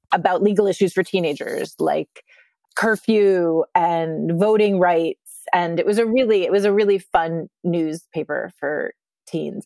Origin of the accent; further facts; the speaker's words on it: Littleton, Colorado, United States; moved away as an adult; also born or lived in outside Philadelphia, Pennsylvania; now in New York City, United States; I grew up, um, outside of Philadelphia and then in Littleton, Colorado